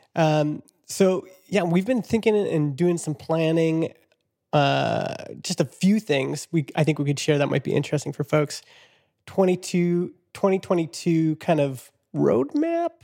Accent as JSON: {"language": "English", "town": "Vernon", "region": "British Columbia", "country": "Canada", "tie": "born or raised there", "said": "my hometown of Vernon"}